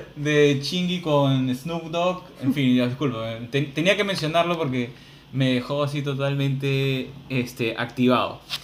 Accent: Peru; los peruanos

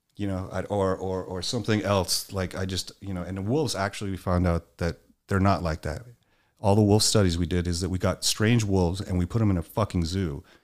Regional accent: Miami, Florida, United States; growing up in Miami

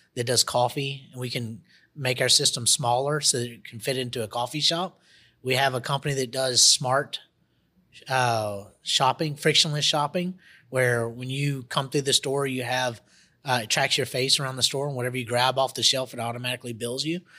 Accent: Monroe, Louisiana, United States; also born or lived in Costa Rica / Jackson, Mississippi; now in Baton Rouge, United States; I come originally from Monroe, Louisiana. That's my hometown.

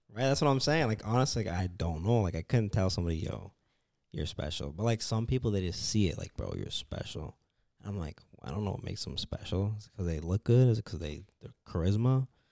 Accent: Canada; moved away as an adult; now in United States; I'm from Canada.

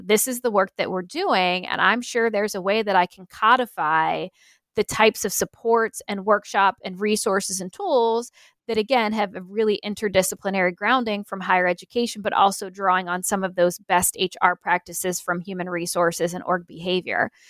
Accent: Pennsylvania, United States; moved away; I'm originally from Pennsylvania

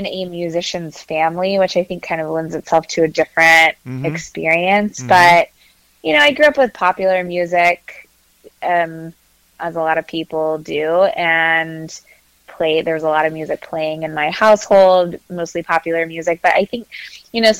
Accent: Katy, Texas, United States; now in Charlottesville, United States; I grew up in Katy, Texas, right outside of Houston

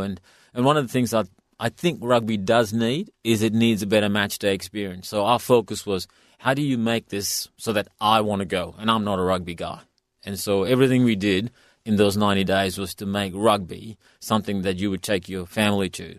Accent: India; now in Western Australia, Australia; I come from India

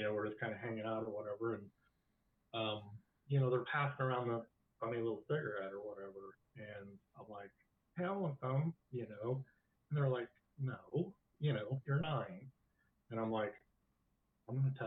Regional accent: rural Illinois, United States; also born or lived in St. Louis, Missouri; we moved from St. Louis to rural Illinois in 78.

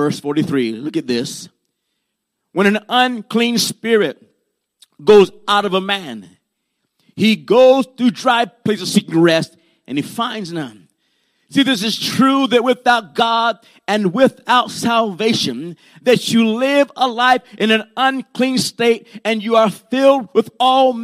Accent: Puerto Rico; I was born in Puerto Rico, and my grandmother and them, they like to practice brujeria and santeria

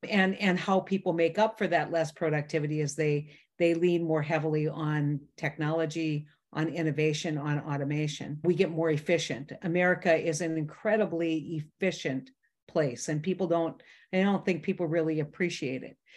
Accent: North Dakota, United States; I'm a kid from North Dakota, small town, ninety people

